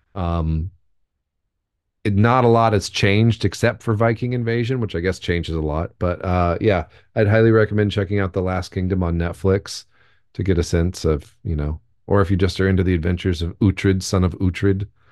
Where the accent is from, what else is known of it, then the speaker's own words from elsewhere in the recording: United States; as an American, but my family's pretty German